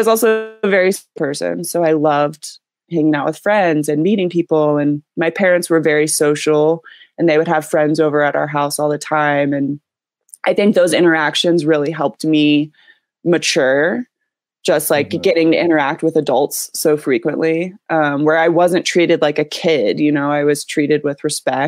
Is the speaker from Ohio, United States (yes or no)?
yes; Columbus, Ohio, United States; moved away as an adult; now in California, United States; I grew up in central Ohio, in the suburbs of Columbus